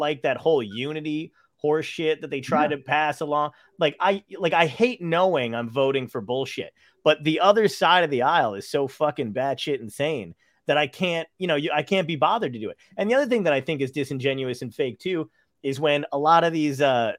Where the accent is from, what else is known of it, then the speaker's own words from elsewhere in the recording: Brooklyn, New York, United States; So half my family, majority of my family is from Brooklyn. You know, I'm from Brooklyn, and so they're Trump people.